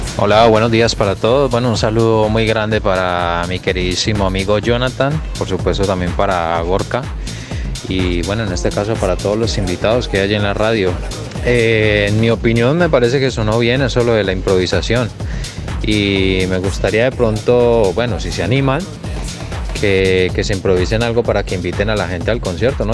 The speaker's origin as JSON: {"language": "Spanish", "country": "Colombia", "moved": "yes", "lives_now": "Bilbao, Spain", "said": "yo también soy de Colombia"}